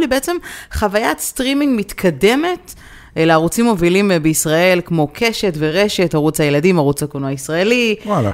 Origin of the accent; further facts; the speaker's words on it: Israel; moved away; בתור ישראלים שכרגע נמצאים בחו"ל